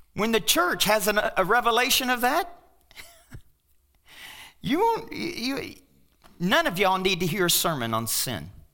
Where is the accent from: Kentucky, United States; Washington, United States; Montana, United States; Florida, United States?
Kentucky, United States; now in Pueblo, United States; I'm from Kentucky, and we got Kentuckians and Tennesseans